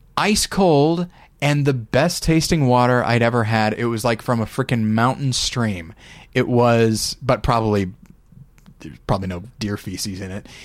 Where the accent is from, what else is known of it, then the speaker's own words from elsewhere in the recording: United States; proud of being an American